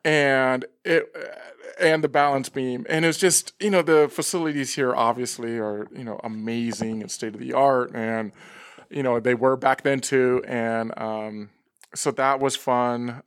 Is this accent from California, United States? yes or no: yes; Los Angeles, California, United States; grew up for the most part in, um, northern San Fernando Valley.